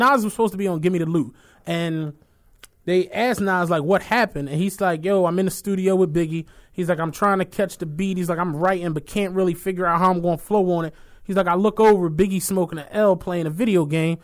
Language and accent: English; Philadelphia, Pennsylvania, United States; I'm from Philly, I'm a Philly dude